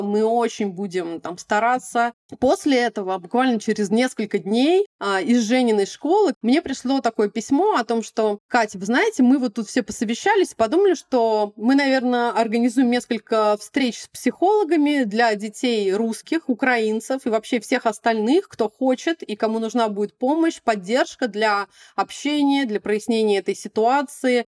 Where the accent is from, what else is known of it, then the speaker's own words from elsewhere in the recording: Moscow, Russia; moved away; also born or lived in Kuzminki, Moscow; я практически всю жизнь провела. Ну, то есть такое нано-детство было в Кузьме, вечеринках, а основное время, да, таганка